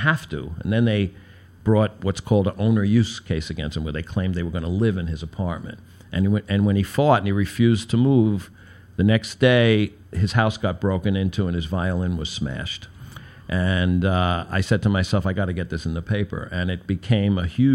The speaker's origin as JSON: {"language": "English", "town": "New York City", "region": "New York", "country": "United States", "said": "I'm a socialist from Brooklyn"}